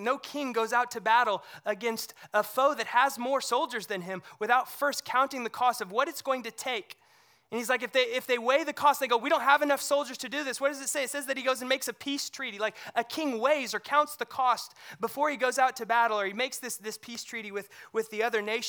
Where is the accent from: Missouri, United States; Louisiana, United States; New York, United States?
Missouri, United States; I grew up near the Lake of the Ozarks in Missouri